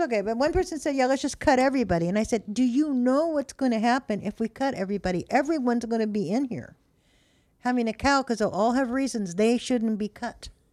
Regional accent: Modesto, California, United States; moved away; George Lucas was born in my hometown

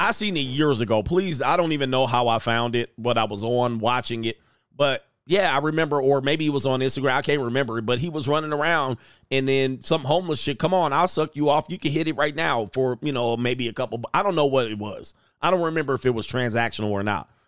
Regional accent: Baltimore, Maryland, United States; I'm from Baltimore

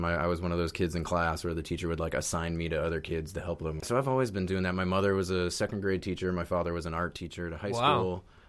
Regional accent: Boston, Massachusetts, United States; moved away as an adult; now in Brooklyn, United States; Boston, and outside Boston, yeah. Suburban Boston.

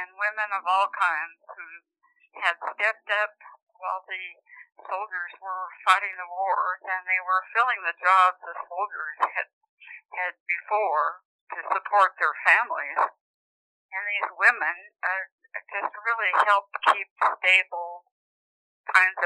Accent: Cheyenne, Wyoming, United States; my mother and I traveled to the state of Wyoming, Cheyenne, to be exact. I was 9 years old when we went to live with relatives on their ranches

